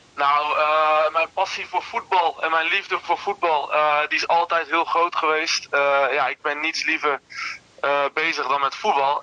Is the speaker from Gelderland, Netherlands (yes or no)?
yes; Twello, Gelderland, Netherlands; ik kom uit Twello, maar Deventer kan, ik dan wel tussen haakjes mijn stad noemen.